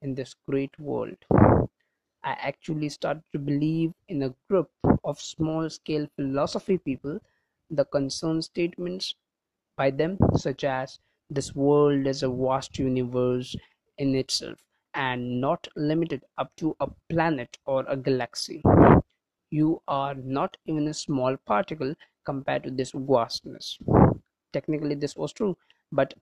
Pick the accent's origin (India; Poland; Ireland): India; I am from India